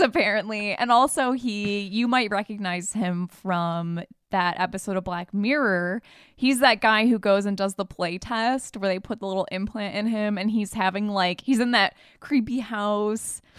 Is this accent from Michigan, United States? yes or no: yes; Michigan, United States; moved away; we're from Michigan.